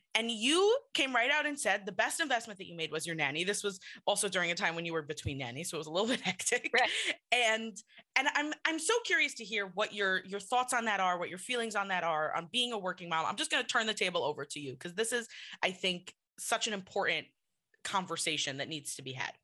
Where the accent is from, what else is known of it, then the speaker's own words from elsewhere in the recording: New York, United States; accent: New York; I'm from New York, so people tell me that I have a New York accent